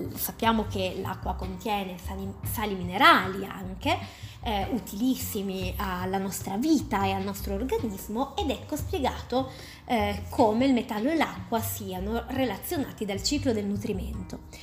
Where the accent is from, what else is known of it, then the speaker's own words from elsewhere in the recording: Turin, Piedmont, Italy; sono di Torino